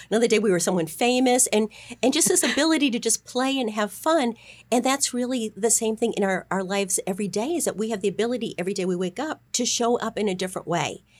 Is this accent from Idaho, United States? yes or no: no; Boston, Massachusetts, United States; I am a Bostonian.